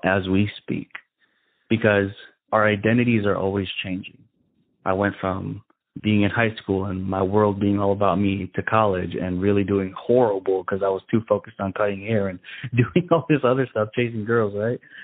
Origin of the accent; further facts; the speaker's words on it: Chicago, Illinois, United States; growing up in Chicago, we we lived in the ghetto